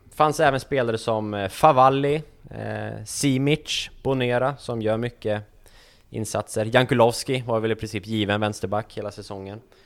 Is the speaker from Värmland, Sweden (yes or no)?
no; Västerås, Västmanland, Sweden; jag var hemma på min altan hemma i Västerås, på, i villan jag uppväxt